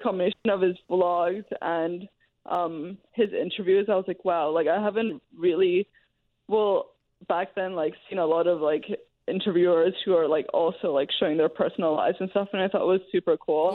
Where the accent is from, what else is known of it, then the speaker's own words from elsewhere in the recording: Hong Kong; growing up in Hong Kong